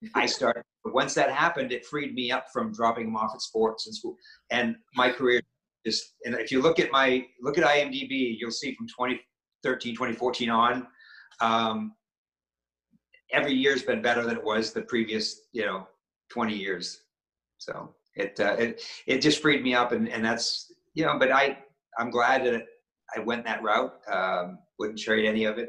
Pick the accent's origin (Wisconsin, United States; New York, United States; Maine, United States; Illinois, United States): Maine, United States; I'm from New England. I'm from Maine